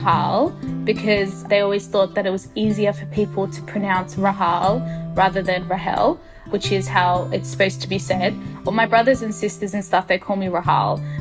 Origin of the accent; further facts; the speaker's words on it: Australia; also born or lived in Ethiopia; I was adopted from Ethiopia to Australia when I was 2 years old